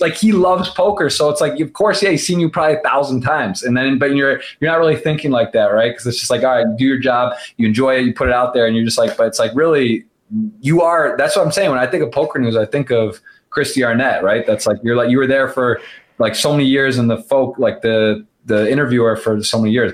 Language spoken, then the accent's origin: English; Ann Arbor, Michigan, United States; I'm from Ann Arbor, so a couple hours away